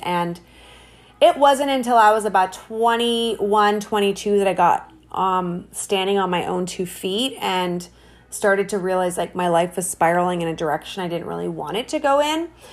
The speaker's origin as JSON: {"language": "English", "town": "Hamilton", "region": "Ontario", "country": "Canada", "tie": "born or raised there", "said": "I was, um, born and raised in Hamilton, Ontario, Canada"}